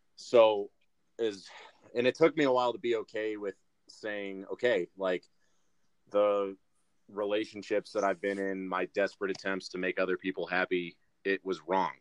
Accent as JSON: {"language": "English", "town": "Brighton", "region": "Michigan", "country": "United States", "tie": "born or raised there", "also_born_or_lived": "Mount Pleasant, Michigan", "said": "I was born and raised around the Michigan area, but I've lived in a ton of different places"}